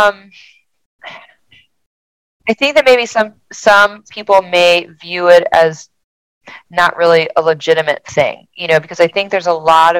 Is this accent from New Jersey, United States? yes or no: yes; New Jersey, United States; moved away as an adult; now in Delaware, United States; I grew up in South Jersey outside of Philly, so I've always kind of been a city girl, but I've been here for, this will be my 21st year.